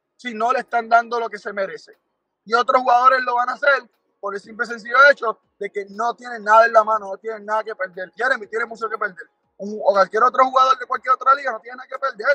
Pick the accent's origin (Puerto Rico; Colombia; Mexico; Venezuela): Puerto Rico; yo como boricua